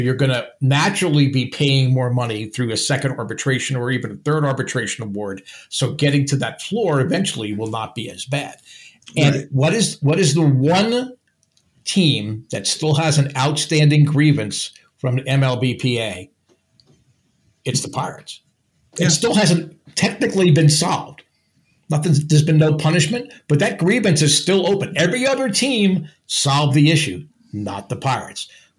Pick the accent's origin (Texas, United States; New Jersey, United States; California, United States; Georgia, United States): New Jersey, United States; I'm from New Jersey, so we have two ways to communicate with our hands.